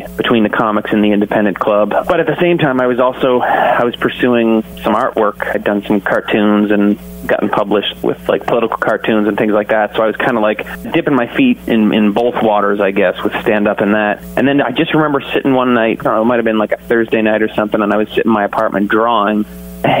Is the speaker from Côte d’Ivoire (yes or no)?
no; Canada; also born or lived in Toronto; my home country